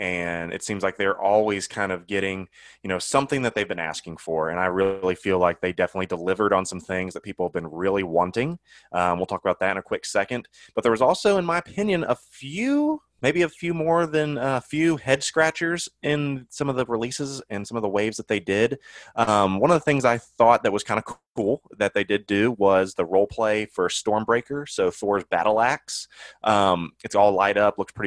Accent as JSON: {"language": "English", "town": "Cincinnati", "region": "Ohio", "country": "United States", "tie": "born or raised there", "said": "growing up in Cincinnati"}